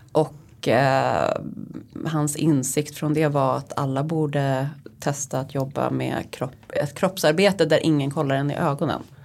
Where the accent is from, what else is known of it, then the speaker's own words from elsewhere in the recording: Uppland, Sweden; now in Stockholm, Sweden; jag kommer ju då från Uppland